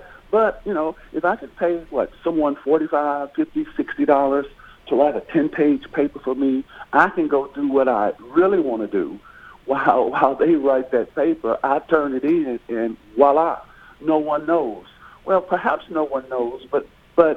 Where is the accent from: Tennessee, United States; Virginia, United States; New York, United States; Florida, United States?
Tennessee, United States; Murfreesboro; I'm from Murfreesboro, so when I attended MTSU